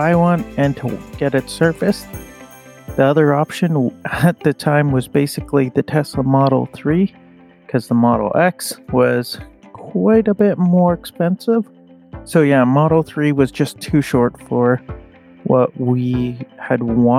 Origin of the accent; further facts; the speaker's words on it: Winnipeg, Manitoba, Canada; I'm from Winnipeg, Manitoba, Canada, and I actually work for the utility company here.